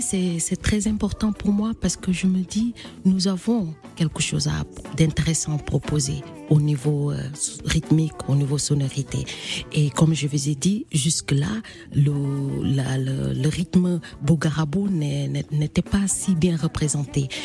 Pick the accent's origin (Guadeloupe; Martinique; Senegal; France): Senegal; Casamance; chez moi au Sénégal, en Casamance